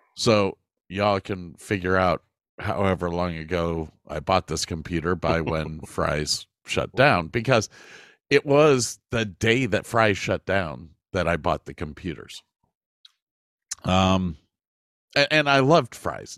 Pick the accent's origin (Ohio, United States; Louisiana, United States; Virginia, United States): Ohio, United States; moved away; also born or lived in Texas; we, we, were extremely lucky growing up in Ohio